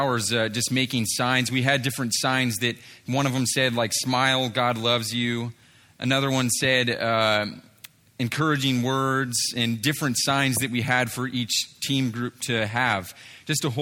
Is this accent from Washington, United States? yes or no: yes; Seattle, Washington, United States; moved away; I'm originally from Seattle, Washington kind of area